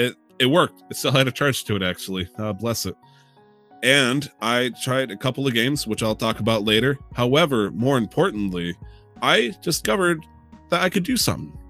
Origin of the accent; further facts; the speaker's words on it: United States; as an American